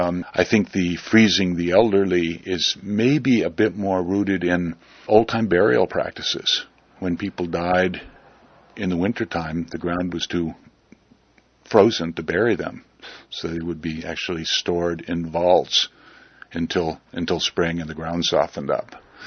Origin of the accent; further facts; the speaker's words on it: Vermont, United States; I grew up in Vermont with a father who was quite interested in the local ghost stories and the tales of the local murders.